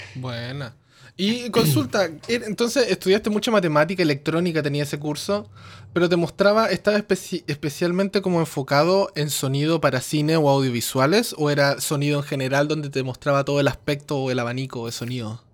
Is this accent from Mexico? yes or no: no; Chile; now in Canada; yo soy chileno, pero vivo acá en Canadá